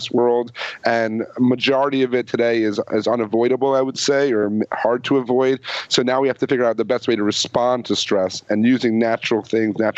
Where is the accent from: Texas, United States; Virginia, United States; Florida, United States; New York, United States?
New York, United States; the Catskills; I grew up in the Catskills